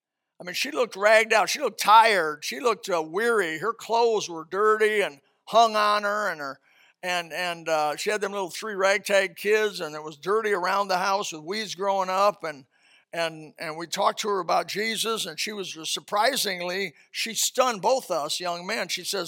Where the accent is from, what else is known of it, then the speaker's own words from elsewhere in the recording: Indiana, United States; I came from Indiana, trailer trash.